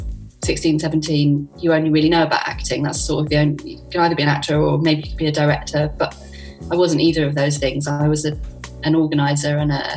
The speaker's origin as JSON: {"language": "English", "region": "London", "country": "United Kingdom", "tie": "born or raised there", "said": "I grew up in London, so I got to see loads of theatre"}